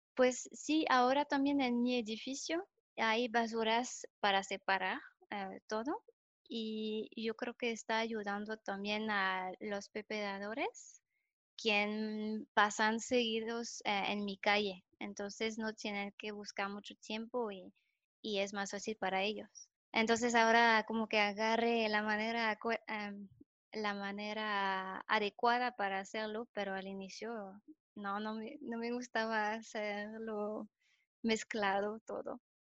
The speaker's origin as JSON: {"language": "Spanish", "country": "France", "also_born_or_lived": "Germany", "second_language": "Spanish", "moved": "as an adult", "lives_now": "León, Mexico", "said": "soy francesa, eh, tengo 29 años tengo tres años viviendo aquí en México, en León"}